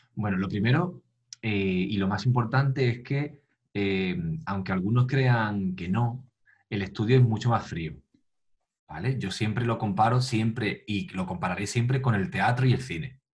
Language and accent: Spanish; Tarifa, Andalusia, Spain; nací en, en Tarifa y, bueno, aquí de pequeño, pues, em, eh, mis padres me apuntaron a, a clases de solfeo, a, a la banda municipal de aquí de, del pueblo